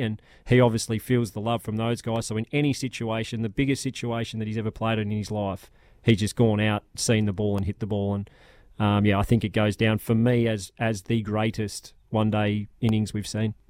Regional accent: Australia; we've been very lucky as Australian cricketers

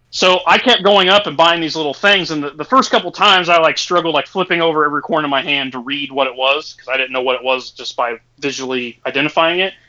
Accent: Indiana, United States; I'm from Indiana

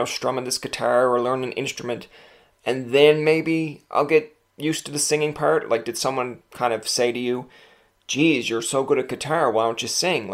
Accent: Newfoundland and Labrador, Canada; I can say this as a Newfoundlander

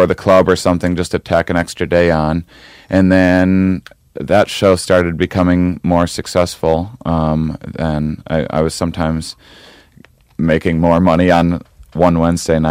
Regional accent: Wisconsin, United States; moved away; I'm from Wisconsin originally

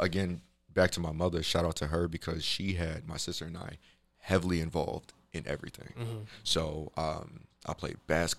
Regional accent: Chicago, Illinois, United States; So I'm from Chicago.

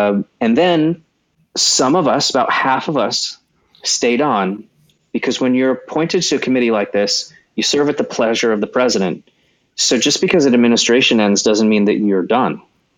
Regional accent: California, United States; born there; Yeah, I was born in California on an Air Force base.

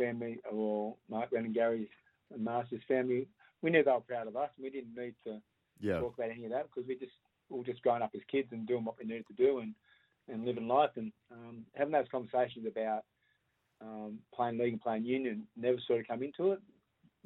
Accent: Sydney, New South Wales, Australia; I grew up in the Aboriginal community, La Perouse, we were all South fans down there

